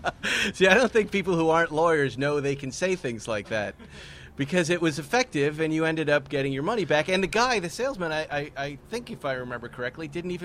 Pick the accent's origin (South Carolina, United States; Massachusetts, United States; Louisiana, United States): Massachusetts, United States; West Bridgewater; Where I grew up in West Bridgewater, Massachusetts